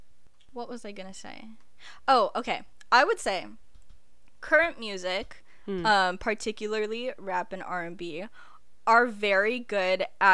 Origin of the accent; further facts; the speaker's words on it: Philippines; well, I'm Filipino, so this is like a given, but island reggae.